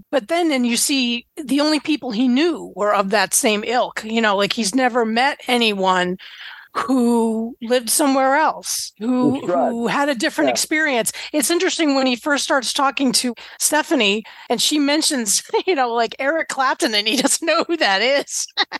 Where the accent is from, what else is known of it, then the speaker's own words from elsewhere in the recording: Boston, Massachusetts, United States; because I'm from the Boston area, so I listened to BCN